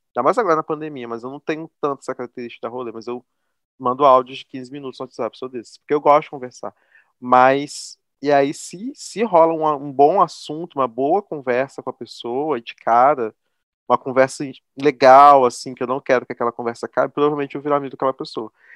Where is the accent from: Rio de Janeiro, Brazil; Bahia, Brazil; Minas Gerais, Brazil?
Rio de Janeiro, Brazil; interior of Rio de Janeiro state, Brazil; Eu não sou carioca, sou fluminense do interior